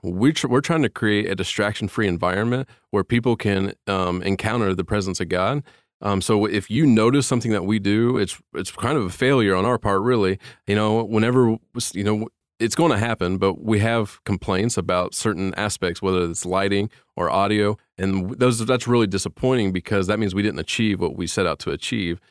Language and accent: English; Indiana, United States; moved away as an adult; I'm from Indiana, and my family and I came here four years ago